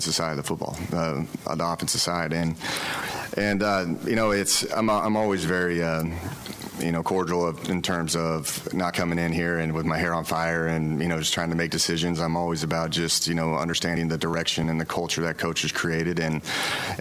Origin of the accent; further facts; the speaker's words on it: Oklahoma, United States; now in Waco, United States; I'm from Oklahoma